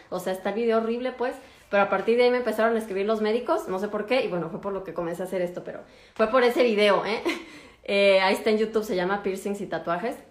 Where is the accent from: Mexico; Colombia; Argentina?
Mexico; moved away as an adult; now in Germany; soy de México